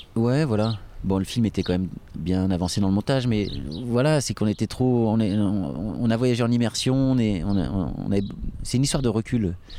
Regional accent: France; chez nous en France

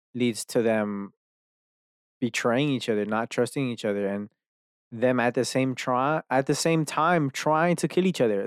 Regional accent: Dallas, Texas, United States; I'm from fucking Dallas, here, where I live now, like, I've been here my whole entire life

